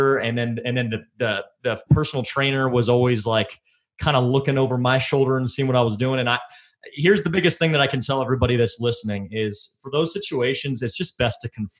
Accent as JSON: {"language": "English", "region": "Texas", "country": "United States", "moved": "yes", "lives_now": "Colorado, United States", "said": "I'm from Texas"}